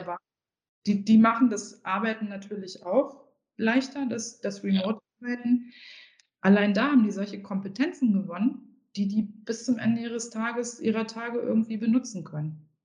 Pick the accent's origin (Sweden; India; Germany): Germany; Harz; Ich komme ja aus dem Harz